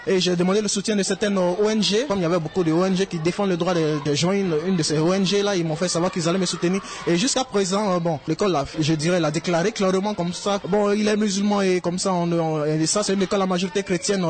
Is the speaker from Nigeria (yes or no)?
yes; Nigeria; en tant que Nigérien